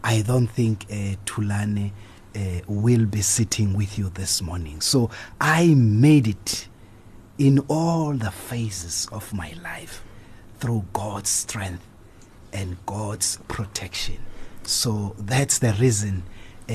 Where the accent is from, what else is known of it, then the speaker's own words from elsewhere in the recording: Durban, KwaZulu-Natal, South Africa; 70s when I was growing up at Chesterville. I grew up